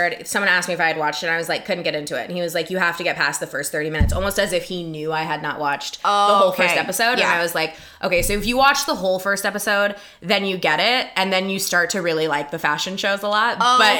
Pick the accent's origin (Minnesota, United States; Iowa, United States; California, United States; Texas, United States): California, United States; accent: white girl from California; I'm from California. I sound like I'm a white girl from California.